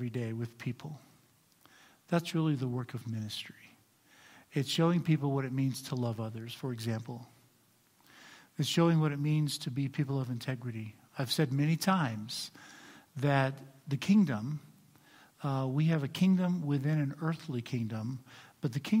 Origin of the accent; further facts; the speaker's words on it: United States; I'm also an American and proud of it.